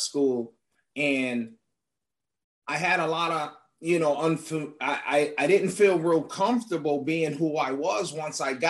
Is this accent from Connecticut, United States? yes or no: yes; Hartford, Connecticut, United States; I grew up in Hartford, Connecticut.